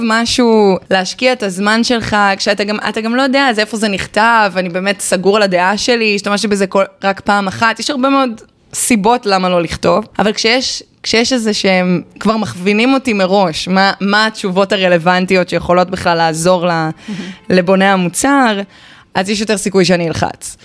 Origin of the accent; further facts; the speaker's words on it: Haifa, Haifa District, Israel; moved away as an adult; also born or lived in Boston; אני חיפאית גאה, למרות שלא גרתי שם מאז התיכון.